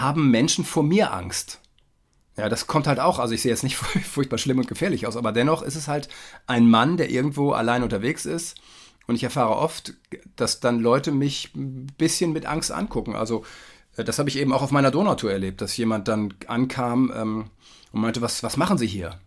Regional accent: Germany; für mich als Westdeutscher

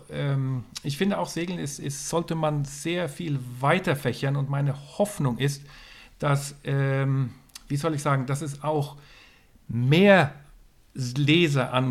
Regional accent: Northern Germany, Germany; Also ich komme aus dem Norden. Ich bin sehr viel in Schweden, Norwegen, Schottland, Irland gesegelt.

